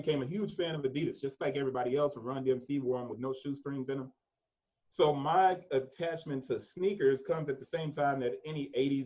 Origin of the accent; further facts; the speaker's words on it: Memphis, Tennessee, United States; I was born in Memphis, it's the South